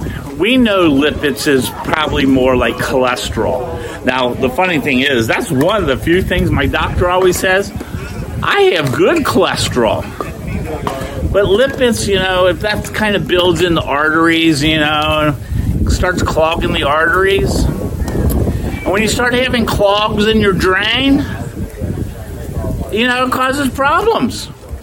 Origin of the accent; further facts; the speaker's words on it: Oakland Park, Florida, United States; I'm in my hometown area of Oakland Park, and they just redid all these pickleball courts.